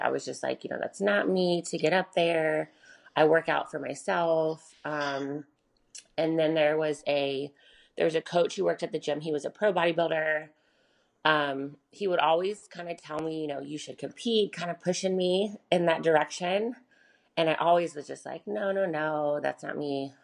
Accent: Charlotte, North Carolina, United States; I'm from Charlotte, North Carolina. I was born and raised here.

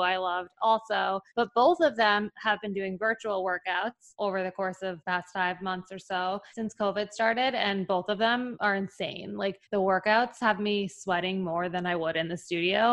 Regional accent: New York, United States; moved away as an adult; now in Chicago, United States; I'm from New York living in Chicago

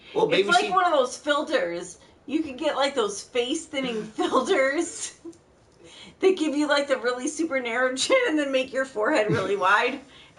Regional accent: Ohio, United States; moved away; I am originally from Ohio.

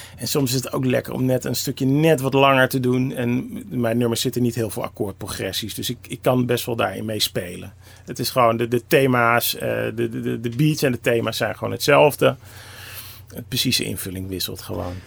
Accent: Amsterdam, North Holland, Netherlands; Ik kom uit Amsterdam

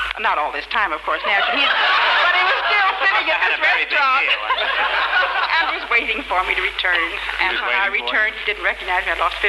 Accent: Paris, Île-de-France, France; also born or lived in Chicago; Chicago. I was born in Chicago, lived all my life in Paris.

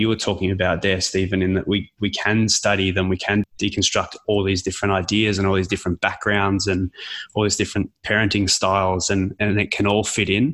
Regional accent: Australia; I'm from Australia

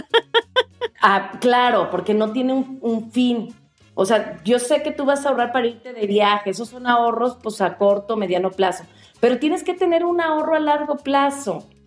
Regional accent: Mexico; como mexicanos

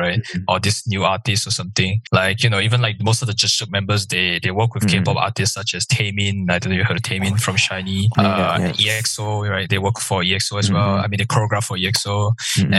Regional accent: Malaysia; I'm from Malaysia

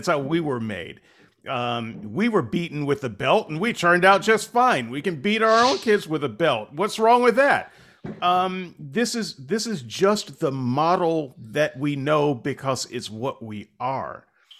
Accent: United States; Because he's British. I'm just a Yank.

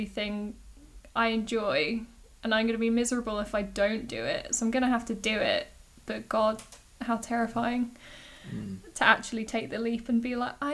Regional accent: Hayling Island, South East England, United Kingdom; Hayling Island. It's this tiny little island off the south coast. It's next to Portsmouth, so I tend to just tell people I'm from Pompey. But, absolutely. It's a super lame place to grow up

